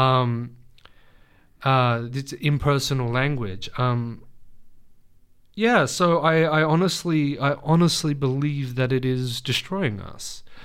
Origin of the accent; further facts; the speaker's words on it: Australia; I was born here. Um, but I was raised with my Lebanese family